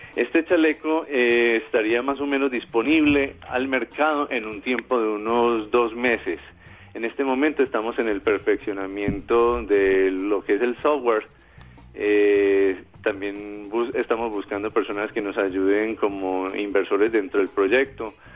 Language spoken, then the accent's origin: Spanish; Colombia